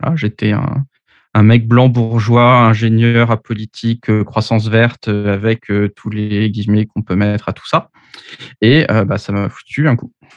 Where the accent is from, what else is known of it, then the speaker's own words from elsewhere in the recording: Paris, Île-de-France, France; j'ai 39 ans, je suis parisien